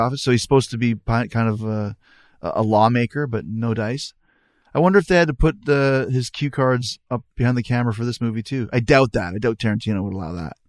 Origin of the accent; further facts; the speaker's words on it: Winnipeg, Manitoba, Canada; I grew up in Winnipeg where you're never cold